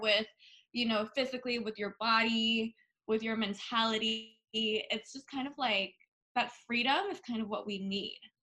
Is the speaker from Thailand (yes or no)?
yes; Bangkok, Thailand; now in United States; I was born and raised in Bangkok